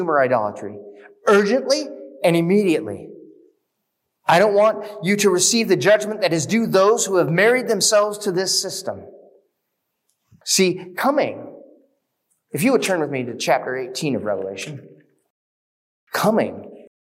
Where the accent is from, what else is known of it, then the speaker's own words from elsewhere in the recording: United States; we as American Christians